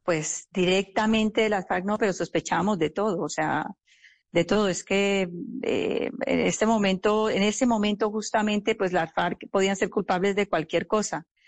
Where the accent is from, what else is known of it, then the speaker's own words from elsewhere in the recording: Colombia; no solamente como familia, sino también como, como colombianos